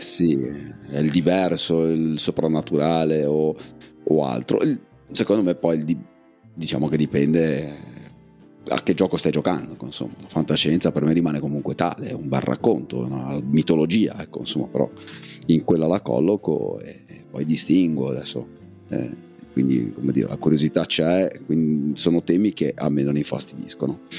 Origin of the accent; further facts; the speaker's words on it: province of Savona, Liguria, Italy; Piana Crixia, dalle mie parti, perlomeno da un punto di vista di provincia